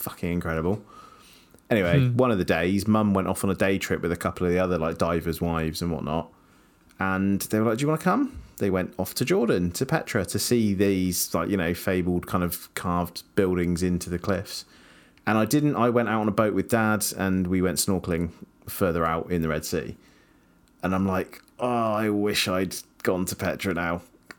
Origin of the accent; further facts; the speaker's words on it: Scotland, United Kingdom; As you can tell, I'm Scottish. You are not.